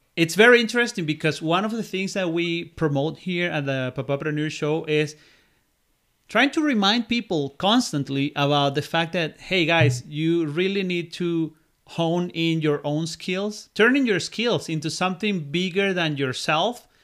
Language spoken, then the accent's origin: English; Venezuela; moved away as an adult